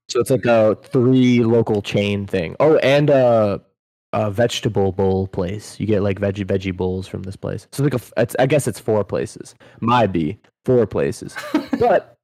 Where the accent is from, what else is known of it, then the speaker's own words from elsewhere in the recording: Buffalo, New York, United States; now in Tampa, United States; They're my hometown team